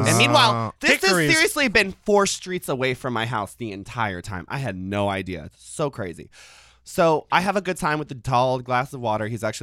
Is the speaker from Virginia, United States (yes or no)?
yes; Chesapeake, Virginia, United States; I grew up in Chesapeake, Virginia.